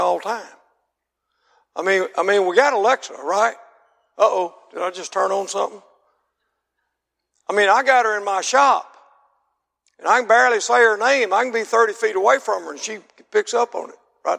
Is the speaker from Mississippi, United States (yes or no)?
yes; Mississippi, United States; I'm from Mississippi